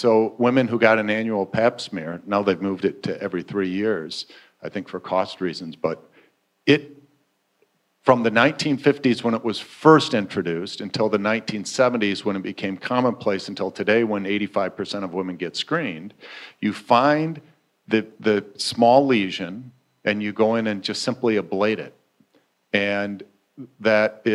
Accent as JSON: {"language": "English", "town": "Flint", "region": "Michigan", "country": "United States", "tie": "born or raised there", "also_born_or_lived": "Milwaukee, Wisconsin", "moved": "as an adult", "said": "I grew up in Flint, Michigan"}